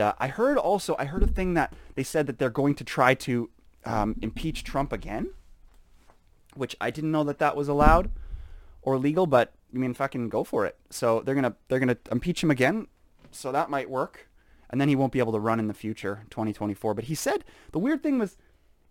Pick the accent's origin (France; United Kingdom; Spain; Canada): Canada; we're proud to be Canadian. I think that Saskatchewan is the best province in Canada.